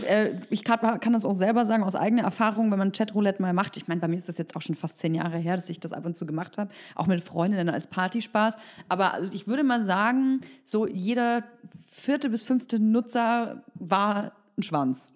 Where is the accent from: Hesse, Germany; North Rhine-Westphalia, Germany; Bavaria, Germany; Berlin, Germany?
Berlin, Germany; ich komme aus Berlin